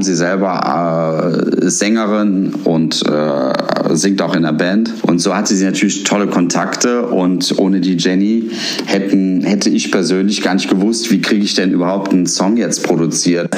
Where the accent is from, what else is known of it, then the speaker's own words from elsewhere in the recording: Cologne, North Rhine-Westphalia, Germany; als Rheinländer, als Kölner